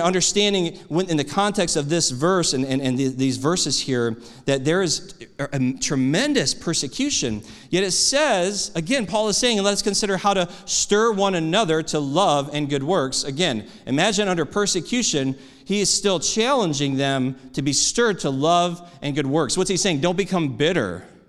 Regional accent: United States; I'm an American

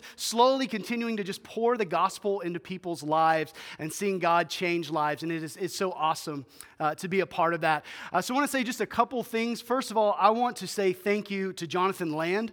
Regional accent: Memphis, Tennessee, United States; moved away as an adult; now in Bismarck, United States; we were originally born and raised in Memphis, Tennessee

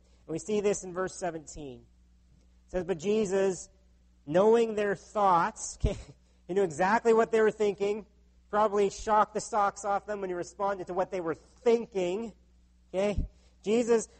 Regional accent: United States; now in Canada; My home country of the U.S.

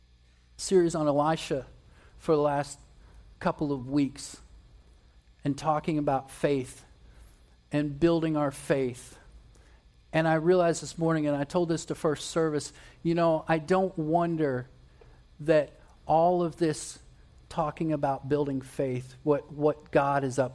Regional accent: West Virginia, United States; I spent a good bit of time growing up in West Virginia

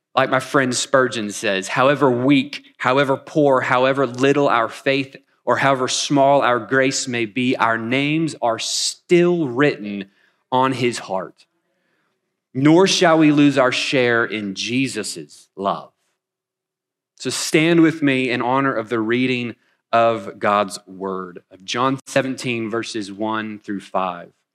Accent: Wichita, Kansas, United States; moved away as an adult; also born or lived in North Carolina; now in Wichita, United States; I'm originally from Wichita. We've been gone about ten years

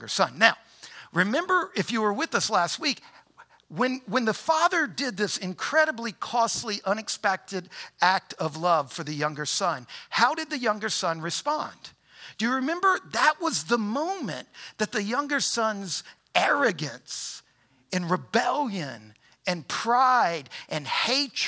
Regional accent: New Orleans, Louisiana, United States; now in Harrisonburg, United States; So I was born in New Orleans. All my people were rural Louisiana.

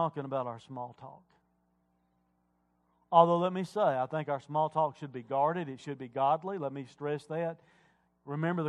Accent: Wilkes County, North Carolina, United States; I grew up in Wilkes County. Moonshine capital of the world

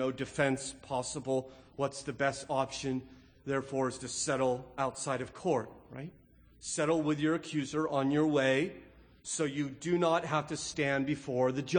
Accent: California, United States; growing up in California, we had the Santa Ana winds that come in from the northeast.

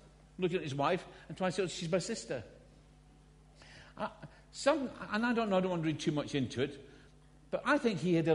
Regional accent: Scotland, United Kingdom; accent: Scottish; when I was a little boy growing up in Scotland. Because I'm not English, by the way. I'm Scottish. This is an accent

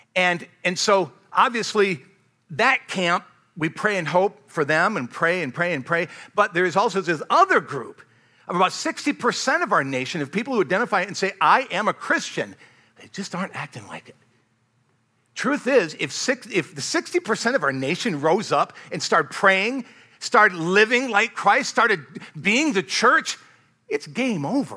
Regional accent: United States; I love being an American

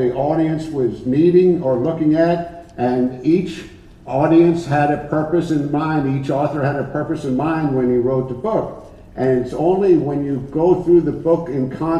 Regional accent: Dover, Arkansas, United States; I'm from Dover, Arkansas.

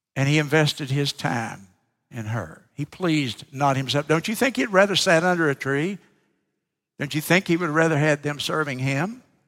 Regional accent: South Carolina, United States; I'm from South Carolina.

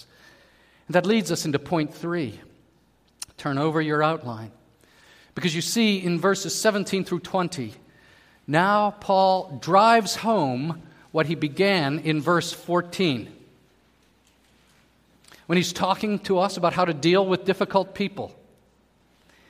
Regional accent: Pittsburgh, Pennsylvania, United States; moved away; I was from Pittsburgh

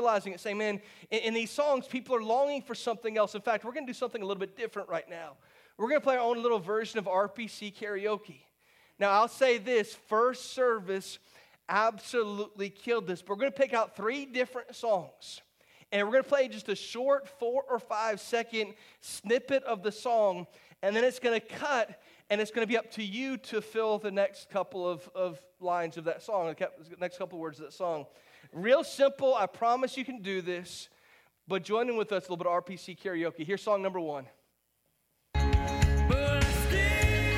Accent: St. Petersburg, Florida, United States; I grew up not far from here. I grew up in St. Pete, about an hour and a half from here

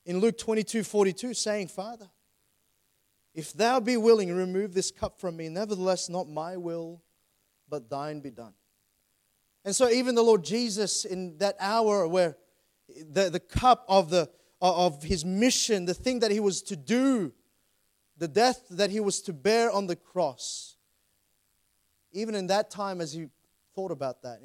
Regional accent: Sydney, New South Wales, Australia; I grew up in Plumpton, grew up in Doonside area.

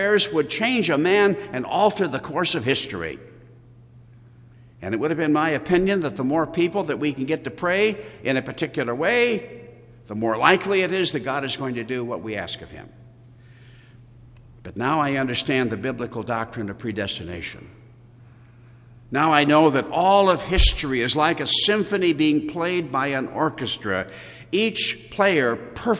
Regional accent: United States; as American Christians

